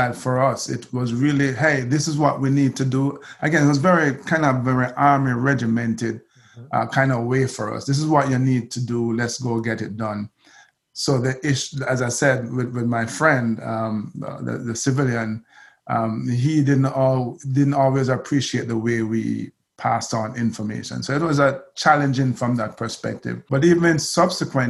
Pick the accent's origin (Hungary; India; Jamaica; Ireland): Jamaica; I'm Jamaican